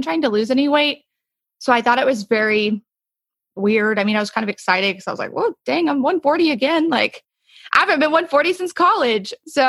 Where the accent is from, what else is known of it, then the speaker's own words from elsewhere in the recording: New Jersey, United States; born there; now in Texas, United States; I was born in New Jersey. I didn't live there for too long. I'm a military brat. That's what brought me to Texas